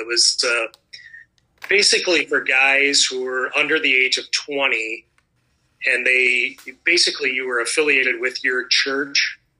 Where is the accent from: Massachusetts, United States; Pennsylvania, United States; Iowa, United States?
Iowa, United States; Dubuque; Yeah, I grew up in the North End, out in the Point area.